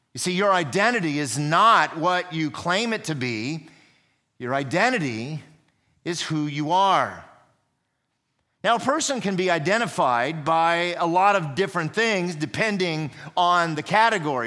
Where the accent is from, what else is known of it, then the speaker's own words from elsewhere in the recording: United States; I am an American.